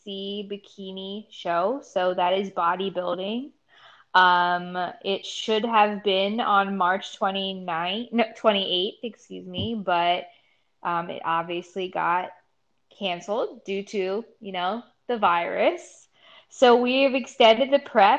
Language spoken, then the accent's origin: English; Mount Airy, Maryland, United States; also born or lived in Frederick, Maryland / Ohio; I am from a little town called Mount Airy here in Maryland, born and raised.